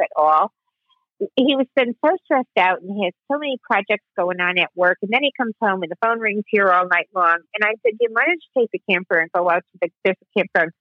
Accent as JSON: {"language": "English", "town": "Chicago", "region": "Illinois", "country": "United States", "tie": "born or raised there", "moved": "yes", "lives_now": "New Jersey, United States", "said": "I grew up in Chicago"}